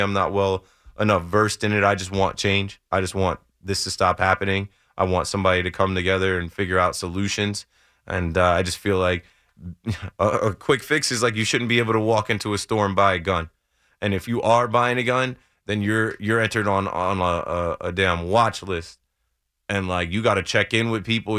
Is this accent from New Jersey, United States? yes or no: yes; New Jersey, United States; I'm from Jersey